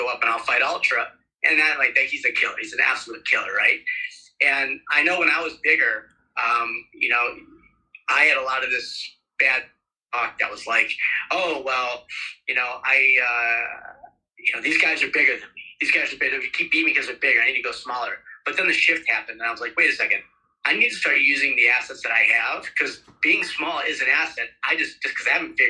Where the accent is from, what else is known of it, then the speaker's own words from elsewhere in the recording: Ohio, United States; now in Phoenix, United States; I'm from Ohio originally, and I wrestled in high school for the first 2 years